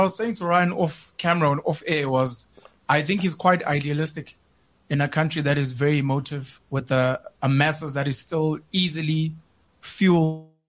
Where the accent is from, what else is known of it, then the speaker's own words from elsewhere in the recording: Newcastle, KwaZulu-Natal, South Africa; moved away as an adult; also born or lived in Grahamstown (Makhanda), Eastern Cape / Johannesburg; I'm a boy from Newcastle in KZN. Grew up, matriculated there. Then I moved from there, went to Grahamstown in Makanda in the Eastern Cape.